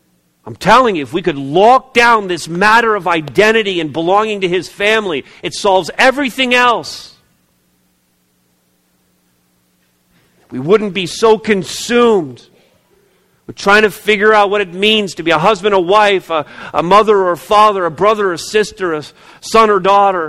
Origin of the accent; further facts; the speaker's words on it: Montreal, Quebec, Canada; moved away; I was born, as many of you know, I was born in the province of Quebec. I was born in Montreal, 1964.